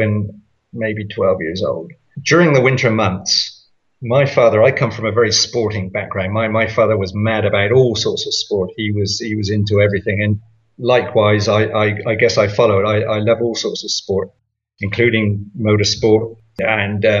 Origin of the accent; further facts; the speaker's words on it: United Kingdom; I'm British